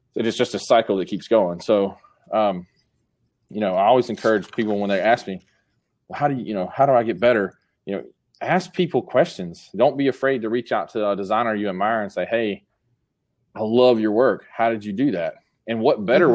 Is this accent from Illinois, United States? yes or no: no; Columbus, Georgia, United States; my hometown